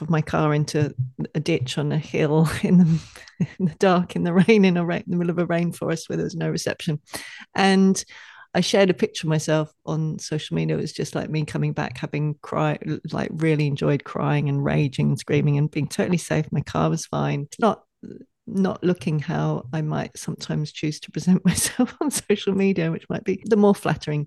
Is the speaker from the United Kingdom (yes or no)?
yes; England, United Kingdom; moved away; growing up in England